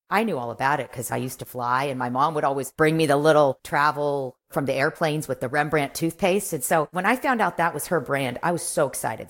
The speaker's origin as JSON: {"language": "English", "town": "Kansas City", "country": "United States", "also_born_or_lived": "New York / Los Angeles", "moved": "as an adult", "said": "I'm from Kansas City"}